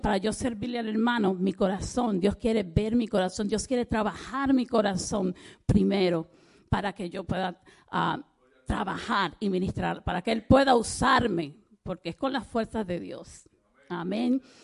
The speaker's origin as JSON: {"language": "Spanish", "country": "Dominican Republic", "said": "yo soy dominicana"}